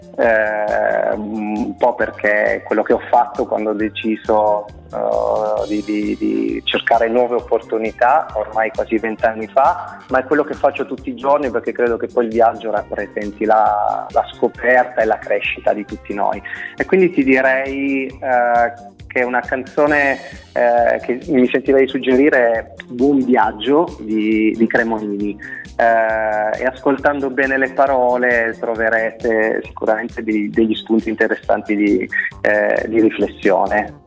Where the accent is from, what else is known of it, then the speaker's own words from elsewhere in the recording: Caltagirone, Sicily, Italy; moved away as an adult; also born or lived in Milan; dalla mia terra di origine